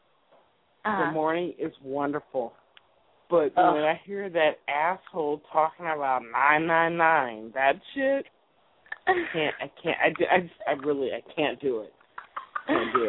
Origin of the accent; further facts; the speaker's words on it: Northern California, United States; I'm from Northern California